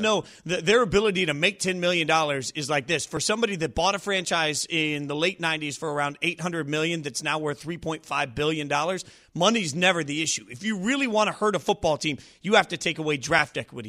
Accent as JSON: {"language": "English", "town": "Las Vegas", "region": "Nevada", "country": "United States", "tie": "born or raised there", "said": "I grew up a U N L V fan, right? Grew up in Vegas"}